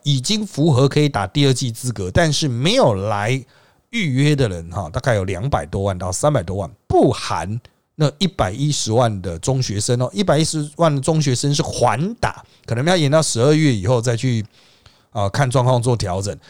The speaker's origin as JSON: {"language": "Chinese", "country": "Taiwan", "said": "我们台湾人"}